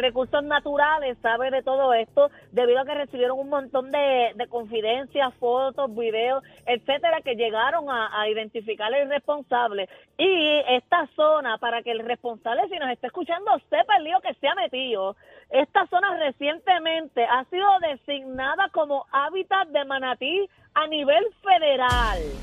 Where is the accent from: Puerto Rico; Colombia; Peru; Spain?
Puerto Rico; Salinas; en mi pueblo de Salinas